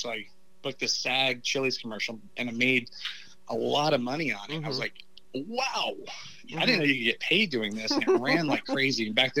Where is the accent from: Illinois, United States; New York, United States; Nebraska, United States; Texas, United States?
Texas, United States; Dallas; also born or lived in Los Angeles, California; I'm from Dallas, man. I'm from the city. I'm not from Amarillo.